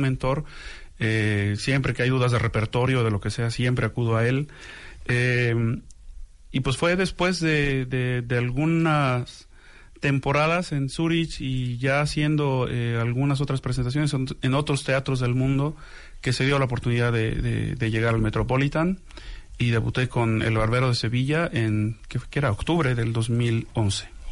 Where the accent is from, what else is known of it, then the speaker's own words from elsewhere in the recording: Xalapa, Veracruz, Mexico; yo soy originario de Jalapa, Veracruz.